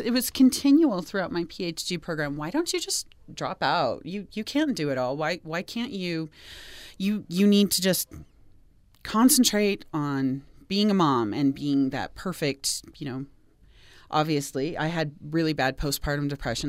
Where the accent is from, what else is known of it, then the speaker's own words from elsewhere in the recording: Seattle, Washington, United States; also born or lived in Portland, Oregon / Boston, Massachusetts / Denver, Colorado / Pittsburgh, Pennsylvania; now in Utah, United States; I grew up in the Seattle area